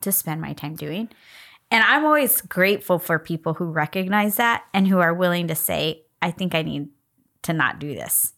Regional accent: United States; I was born in the United States.

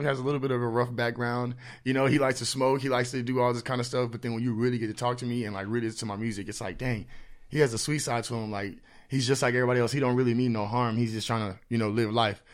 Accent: Houston, Texas, United States; now in San Antonio, United States; born here, but I was raised out in Houston. So, like, I graduated out in Houston.

